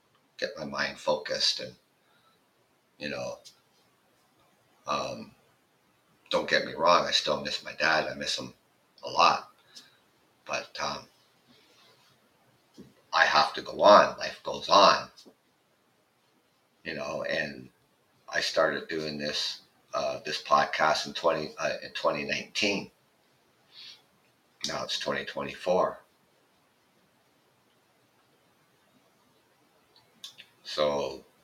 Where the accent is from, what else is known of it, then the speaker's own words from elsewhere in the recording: Canada; I'm Canadian